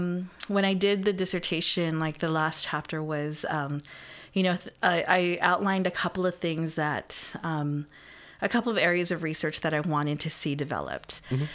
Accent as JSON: {"language": "English", "country": "Philippines", "said": "being, you know, as a Filipina, you know, like, knowing how people talk"}